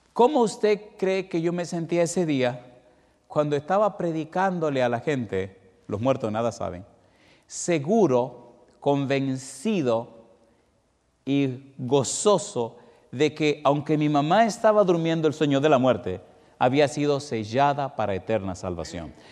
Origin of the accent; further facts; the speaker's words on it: Dominican Republic; siendo como soy, dominicano de sangre caliente